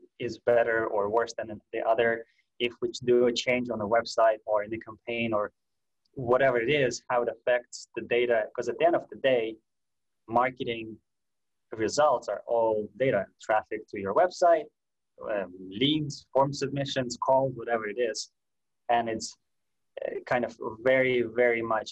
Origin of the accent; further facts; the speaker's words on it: Russia; moved away; I'm from Russia. I was all that time in Russia